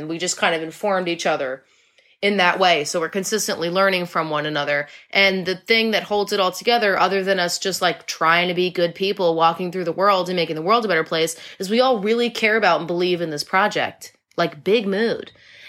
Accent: New England, United States; Will and I are both like true and true New Englanders.

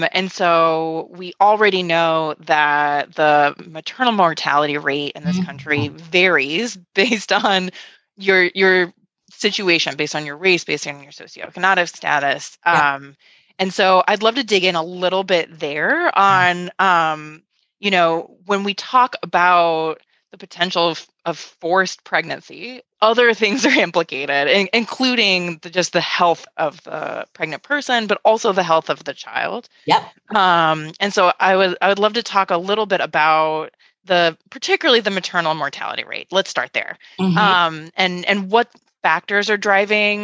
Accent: Texas, United States; moved away; I'm a Texan by birth. I grew up in Texas

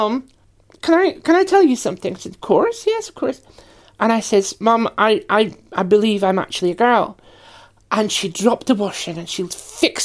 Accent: Aberdeen, Scotland, United Kingdom; So I was brought up in Aberdeen on the northeast coast.

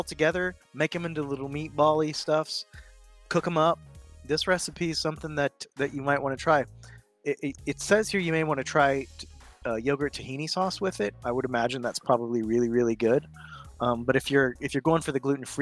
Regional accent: South Texas, United States; I'm from South Texas

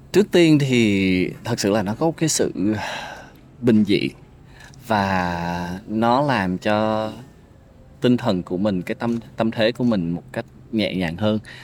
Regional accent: Ho Chi Minh City, Vietnam; also born or lived in Tien Giang; anh sinh ra ở Sài Gòn

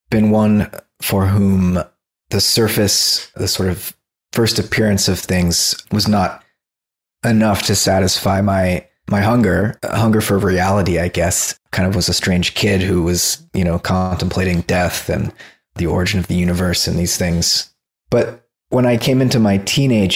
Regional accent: South Florida, United States; moved away as an adult; now in California, United States; I grew up in South Florida

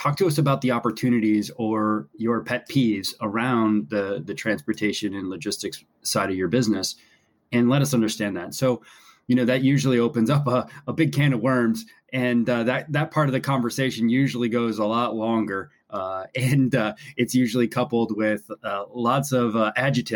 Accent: Buffalo, New York, United States; I grew up in Buffalo, New York

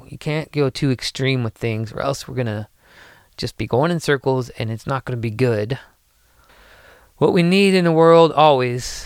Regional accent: United States; as an American, United States citizen

